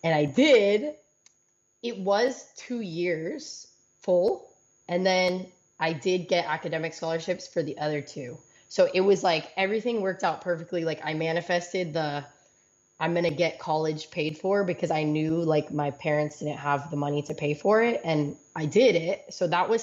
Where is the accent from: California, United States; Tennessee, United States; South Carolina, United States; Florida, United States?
California, United States; Los Angeles; moved away as an adult; also born or lived in Washington State; I'm from